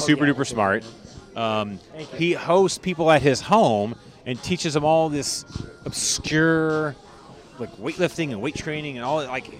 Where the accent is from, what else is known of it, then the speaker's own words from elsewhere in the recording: Minnesota, United States; So as a Minnesotan and you can't own property in Hawaii?